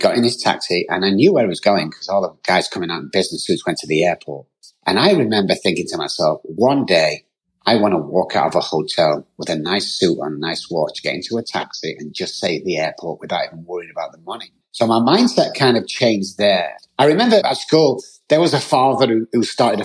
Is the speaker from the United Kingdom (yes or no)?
yes; Manchester, North West England, United Kingdom; moved away; I'm from Manchester, United Kingdom, grew up there.